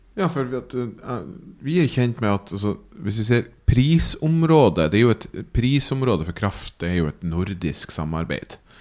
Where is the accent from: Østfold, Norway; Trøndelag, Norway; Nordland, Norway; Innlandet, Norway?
Nordland, Norway; Træna; moved away; also born or lived in Myken; For jeg er jo fra Helgeland og fra Træna og gått mine barnsben på Myken og, og, og, ute på Træna